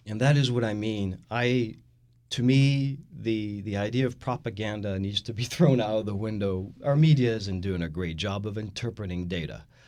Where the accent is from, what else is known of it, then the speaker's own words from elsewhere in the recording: France; now in Houston, United States; I am the Texan from France